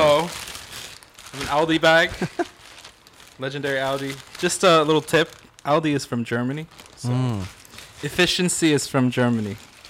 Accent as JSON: {"language": "English", "country": "United Kingdom", "said": "I mean, obviously this home is a little too hot for tea, but still, we're British."}